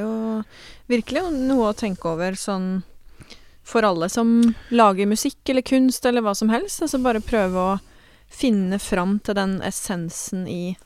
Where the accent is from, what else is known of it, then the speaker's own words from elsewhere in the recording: Porsgrunn, Vestfold og Telemark, Norway; jeg er fra Porsgrunnsområdet